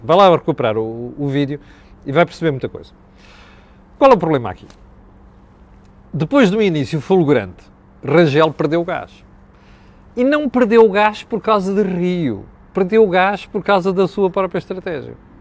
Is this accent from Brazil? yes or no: no; Mozambique; no dialeto da minha terra em Moçambique